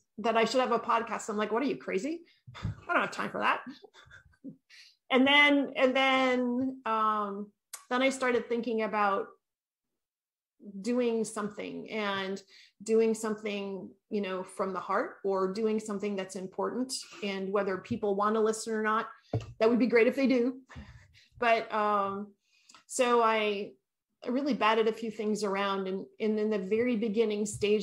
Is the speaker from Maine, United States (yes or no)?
yes; Maine, United States; moved away as an adult; also born or lived in New Hampshire; now in California, United States; I grew up in Maine, between Maine and New Hampshire, and we raised our kids there.